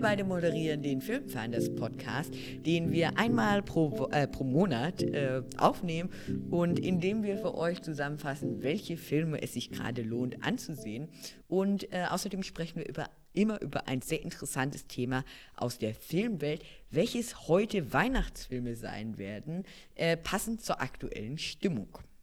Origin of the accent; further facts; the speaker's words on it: Germany; bei uns in Deutschland